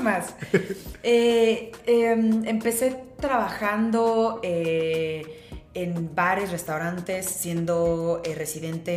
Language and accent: Spanish; Cuernavaca, Morelos, Mexico; now in Mexico City, Mexico; yo soy de Morelos, bueno, crecí como mi, mi, mi infancia, adolescencia en Morelos, en Cuernavaca, soy guayaba.